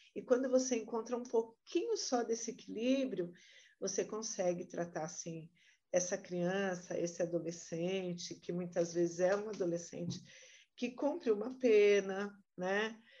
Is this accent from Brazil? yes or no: yes; Santo André, São Paulo, Brazil; Eu nasci, fui criada aqui em Santo André, no bairro de Camilópolis, nasci na década de 70, no ano de 71.